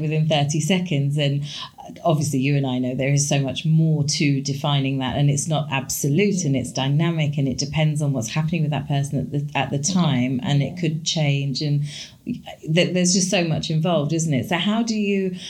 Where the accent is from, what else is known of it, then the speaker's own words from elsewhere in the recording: India; as an Indian, I grew up with Ayurvedic principles